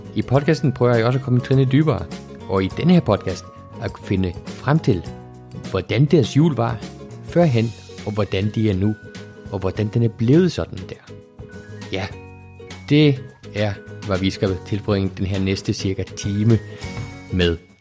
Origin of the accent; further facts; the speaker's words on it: Iceland; jeg er opvokset i Island